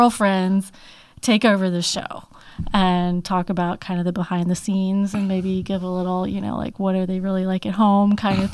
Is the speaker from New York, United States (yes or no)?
yes; Houghton, New York, United States; also born or lived in Philadelphia, Pennsylvania; I was only about a year and a half old when my family moved to Western New York State, tiny little town south of Rochester called Houghton.